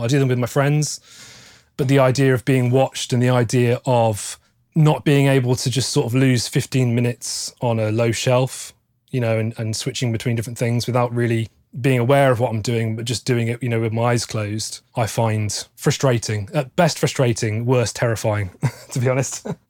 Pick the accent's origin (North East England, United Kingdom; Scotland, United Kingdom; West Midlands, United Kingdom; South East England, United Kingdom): West Midlands, United Kingdom; Stratford-upon-Avon; moved away as an adult; now in Nottingham, United Kingdom; grew up in Stratford upon Avon, which is famous for being the birthplace of William Shakespeare